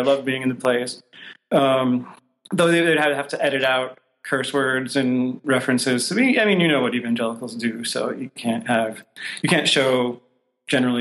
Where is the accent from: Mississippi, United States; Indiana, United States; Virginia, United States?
Indiana, United States; Fishers; also born or lived in Colorado Springs; I grew up mostly in a north suburb of Indianapolis